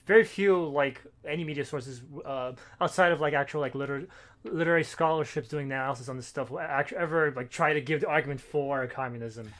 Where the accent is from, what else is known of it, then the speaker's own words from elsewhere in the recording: United States; we grew up in America